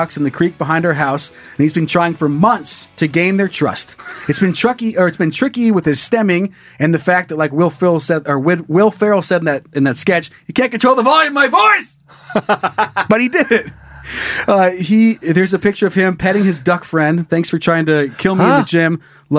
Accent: Florida, United States; So for perspective, I grew up in Florida, which is completely flat.

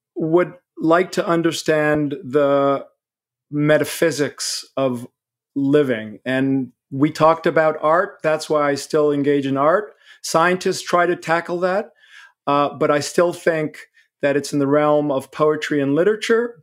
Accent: Israel; now in New York City, United States; grew up in Israel and I'm a New Yorker

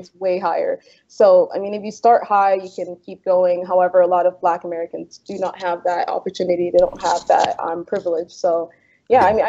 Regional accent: Toronto, Ontario, Canada; I grew up in Jane and Finch, which is basically a south side of Chicago light.

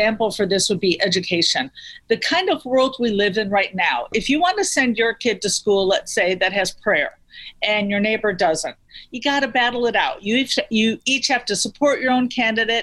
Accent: near the Wisconsin state line, Illinois, United States; I grew up near the Wisconsin state line. I grew up just south in Illinois.

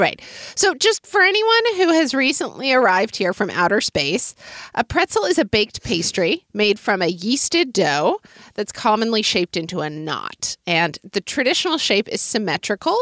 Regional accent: Oklahoma City, Oklahoma, United States; moved away; a street vendor in Oklahoma City in my childhood

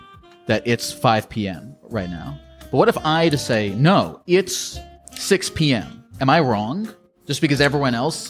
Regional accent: Maryland, United States; I'm from Maryland.

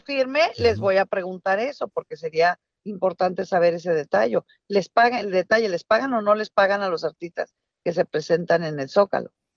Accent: Mexico; moved away; una mexicana que vive fuera de, de, México

